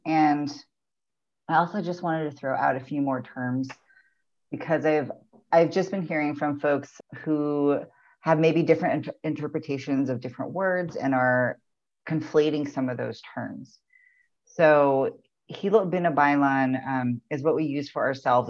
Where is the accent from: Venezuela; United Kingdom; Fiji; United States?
United States; also born or lived in Baltimore, Maryland; My ancestry is mostly Tagalog and some Chinoy, but I was raised here on Turtle Island.